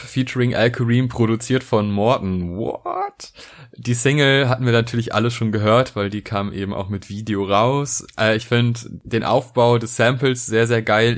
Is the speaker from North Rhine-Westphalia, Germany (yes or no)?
yes; Neuss, North Rhine-Westphalia, Germany; also born or lived in Bonn; ich komme nicht aus Köln, aber Neuss und Bonn sind auf jeden Fall Städte, die um Köln herumliegen und da ist man natürlich auch äh, gut als Neusser zwischen Alt und Kölsch sozialisiert